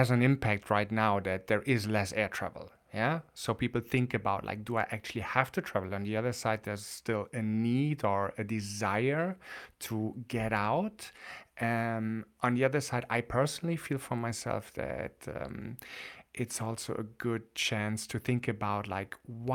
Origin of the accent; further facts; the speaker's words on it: Germany; I'm coming from Germany